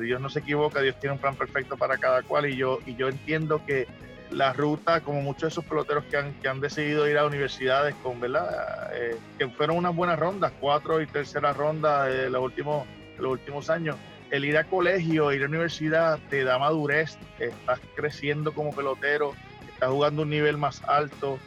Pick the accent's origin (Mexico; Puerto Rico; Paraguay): Puerto Rico; moved away; esas cinco letras de mi pueblo de calle, yo las llevo de corazón